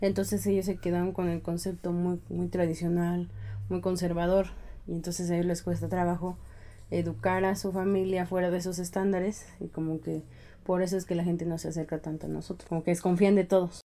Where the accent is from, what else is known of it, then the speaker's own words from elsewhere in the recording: Mexico; nosotros somos tequila, mariachi